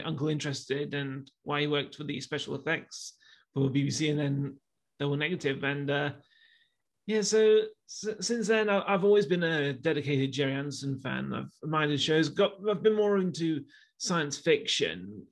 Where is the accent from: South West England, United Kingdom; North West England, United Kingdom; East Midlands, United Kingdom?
East Midlands, United Kingdom; Leicester; I'm from Leicester